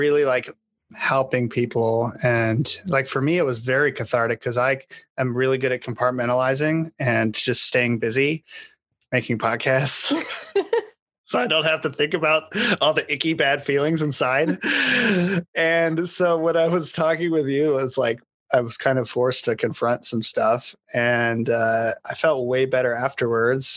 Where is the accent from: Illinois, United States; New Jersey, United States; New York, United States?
New York, United States; Even though I'm from New York, I had only been there twice